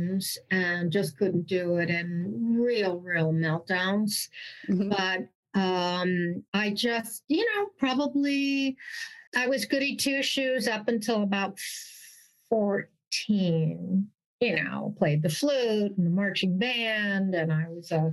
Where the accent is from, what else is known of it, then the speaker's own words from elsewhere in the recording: Montclair, New Jersey, United States; I'm a Jersey girl, born and raised